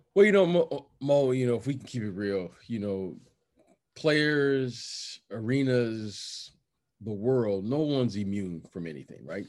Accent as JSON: {"language": "English", "town": "Detroit", "region": "Michigan", "country": "United States", "tie": "born or raised there", "also_born_or_lived": "Chicago / Iowa / New York", "moved": "yes", "said": "I grew up in Detroit"}